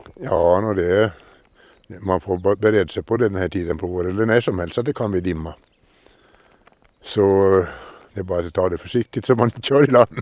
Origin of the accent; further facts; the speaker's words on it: Åland Islands; jag är uppvuxen på Trätö, heter holmen